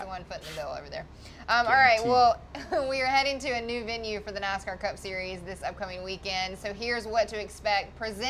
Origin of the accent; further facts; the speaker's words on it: Charlotte, North Carolina, United States; born and raised in the Charlotte area, there is no other race besides my home track when it comes to giving me goosebumps when I pull in.